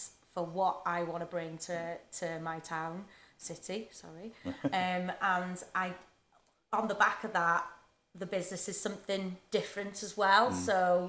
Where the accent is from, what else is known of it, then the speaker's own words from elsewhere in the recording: Wrexham, Wales, United Kingdom; people would ask you where you're from, and I would just say North Wales.